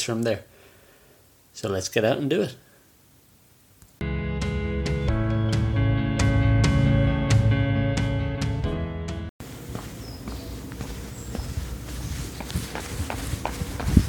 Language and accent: English; Ireland; Now I'm Irish. We say hi to everybody, we're wave, we're very social, publicly friendly